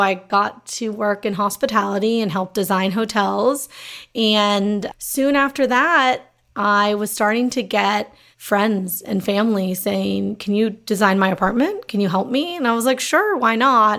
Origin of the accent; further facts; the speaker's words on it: Los Angeles, California, United States; growing up in Los Angeles